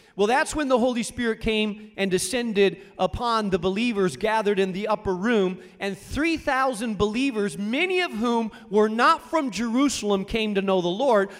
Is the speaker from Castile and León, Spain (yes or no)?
yes; Rubena, Castile and León, Spain; moved away; I grew up in Spain, in a small town in northern Spain called Rubena.